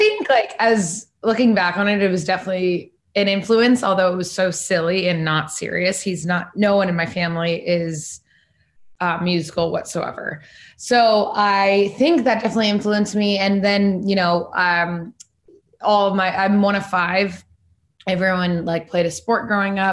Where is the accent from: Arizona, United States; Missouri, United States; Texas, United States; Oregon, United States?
Arizona, United States; Phoenix; moved away as an adult; also born or lived in Boston / California; now in New York City, United States; Born and raised Phoenix, Arizona